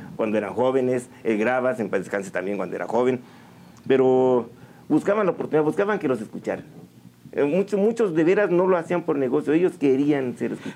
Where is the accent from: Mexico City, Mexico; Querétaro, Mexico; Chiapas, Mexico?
Querétaro, Mexico; San Juan del Río; moved away; Originario de aquí, de San Juan del Río, desde mis tatarabuelos. Soy sanjuanense, orgullosamente sanjuanense para todos ustedes, eh, desde siempre. Aunque mm, no siempre estuve aquí